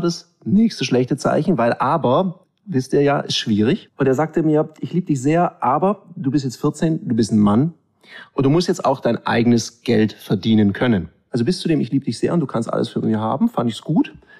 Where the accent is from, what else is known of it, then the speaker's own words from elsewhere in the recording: Swabia, Baden-Württemberg, Germany; ich bin halb Ägypter, halb Schwabe